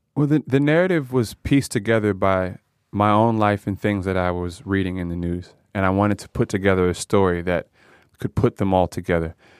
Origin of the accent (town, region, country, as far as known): United States; born or raised there